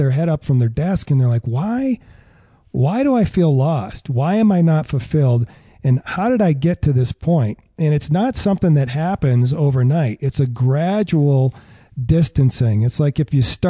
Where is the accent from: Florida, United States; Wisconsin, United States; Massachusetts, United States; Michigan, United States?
Massachusetts, United States; I grew up in Massachusetts